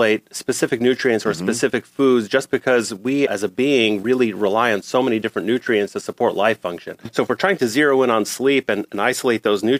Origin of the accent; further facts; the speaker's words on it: New York City, New York, United States; I grew up in New York City